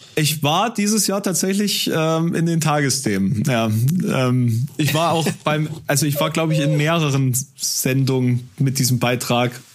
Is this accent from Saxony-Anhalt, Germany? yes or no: yes; a village near Halle, Saxony-Anhalt, Germany; now in Halle, Germany; in meinem Heimatort, ähm, das ist ein Dorf hier in der Nähe